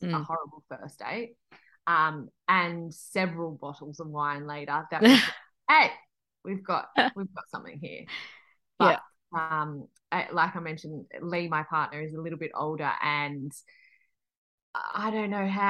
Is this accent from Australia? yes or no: yes; Australia; I'm born and bred in Australia